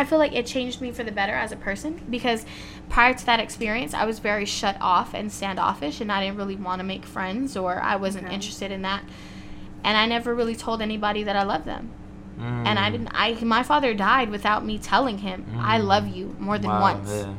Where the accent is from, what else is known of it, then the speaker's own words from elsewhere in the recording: Compton, California, United States; Yeah, so I was born and raised in Compton and went to all Compton schools, all that.